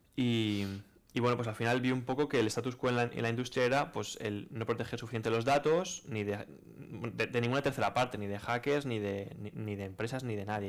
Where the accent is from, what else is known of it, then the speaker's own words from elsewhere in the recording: Valencia, Valencian Community, Spain; also born or lived in Rotterdam; yo soy de aquí de Valencia